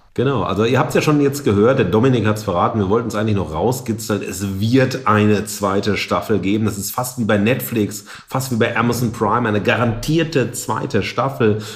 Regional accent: the Ruhr, North Rhine-Westphalia, Germany; Wir sind ja aus dem Pott

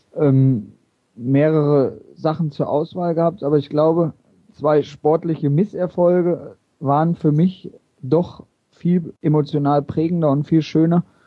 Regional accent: Oberhausen, North Rhine-Westphalia, Germany; also born or lived in Bochum / Mülheim; Ich bin hier in Oberhausen aufgewachsen

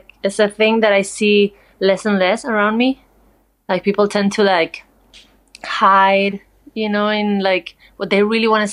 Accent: Madrid, Community of Madrid, Spain; born or raised there; moved away as an adult; also born or lived in Barcelona / Seville / New York / New Orleans

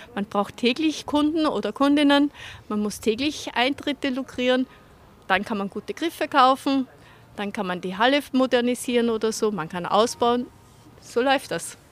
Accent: Vienna, Austria; now in Munich, Germany; komme ich aus Wien, bin aber in München gelandet

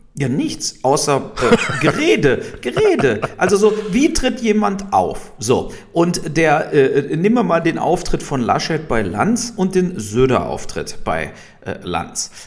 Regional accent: Germany; wir hier so hatten als Deutsche

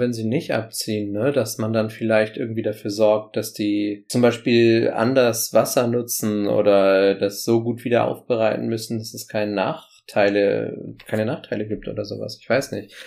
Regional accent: Bremen, Germany; Hier in Bremen, in meiner Heimatstadt

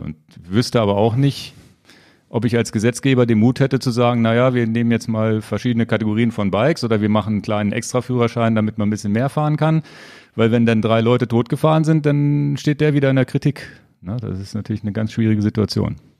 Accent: Lower Saxony, Germany; als Niedersachse

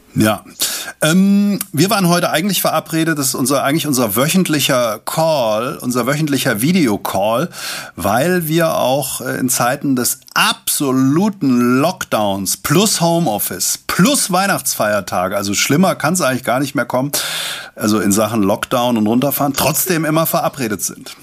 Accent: Langen, Hesse, Germany; in meiner Heimatstadt Langen

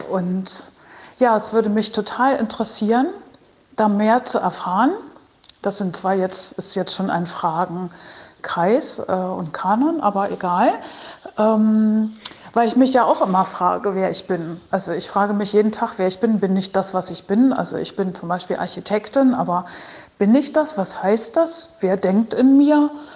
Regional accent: Berlin, Germany; aus Berlin

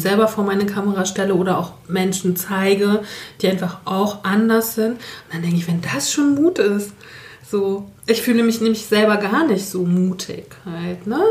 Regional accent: Northern Germany, Germany; now in Saxony, Germany; bin auch zugezogen, wie wir alle, als Norddeutsche in Sachsen

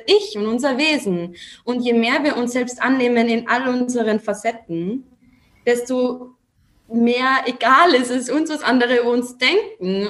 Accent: Austria; accent: Austrian; Ich komme aus Österreich, was man vielleicht an meinem Dialekt also so ein bisschen erkennt

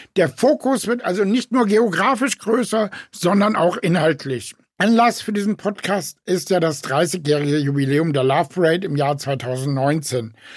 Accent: Frankfurt, Hesse, Germany; in Frankfurt, meiner Heimatstadt

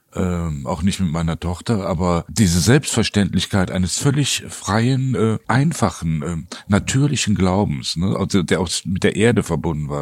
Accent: Cologne, North Rhine-Westphalia, Germany; ich bin als Kind direkt quasi im Rhein aufgewachsen

